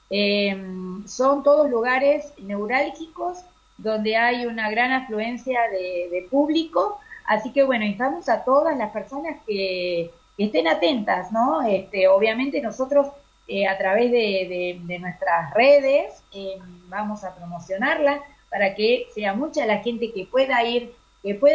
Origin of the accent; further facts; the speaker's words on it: Argentina; para nosotros como argentinos eh, miramos mucho, ¿no? Este, Europa y sobre todo España, que es nuestra madre patria, ¿verdad?